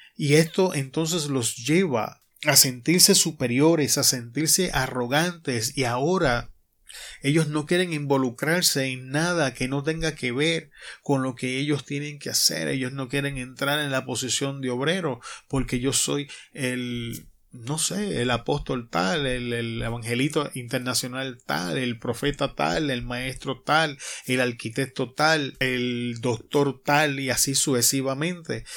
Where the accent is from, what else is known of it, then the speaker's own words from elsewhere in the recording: Puerto Rico; moved away as an adult; now in Arizona, United States; mi tierra natal, en Puerto Rico